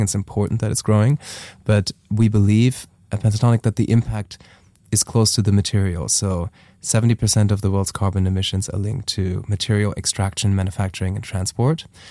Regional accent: Germany; moved away as an adult; also born or lived in Taiwan; I am from Germany originally.

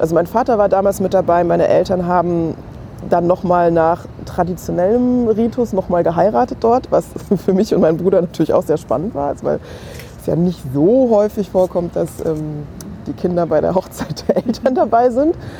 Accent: Main-Kinzig-Kreis, Hesse, Germany; also born or lived in Hanau; ich bin in Hanau geboren und bin aber nicht direkt in Hanau groß geworden, sondern so wirklich klassisch mein Kinzig-Kreis

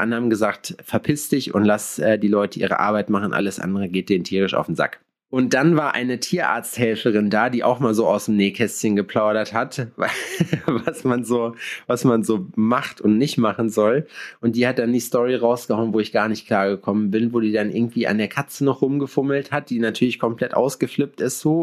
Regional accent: Sauerland, North Rhine-Westphalia, Germany; now in Jena, Germany; ich komme aus dem Sauerland

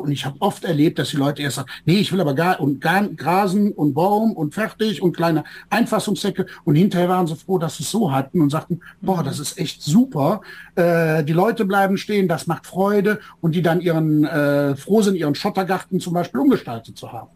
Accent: Bergisches Land, North Rhine-Westphalia, Germany; Ich komme hier aus dem Rheinland, aus dem Bergischen

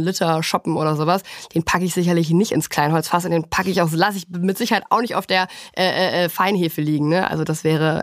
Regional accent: Germany; bei uns in Deutschland

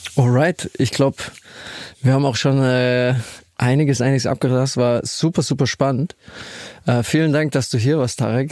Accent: Ludwigshafen, Rhineland-Palatinate, Germany; meiner Heimatstadt Ludwigshafen

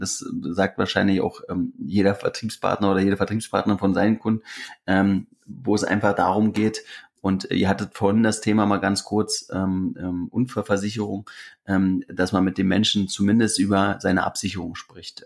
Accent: Briesen, Brandenburg, Germany; now in Berlin, Germany; wenn ich da mal in meinem Heimatdorf bin

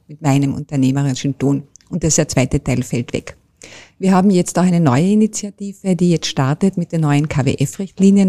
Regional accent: Carinthia, Austria; als Kärntnerin und Kärntnerin

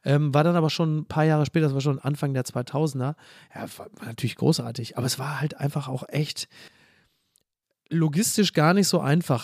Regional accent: Castrop-Rauxel, North Rhine-Westphalia, Germany; now in Hamburg, Germany; bin ich wieder in meiner Heimatstadt

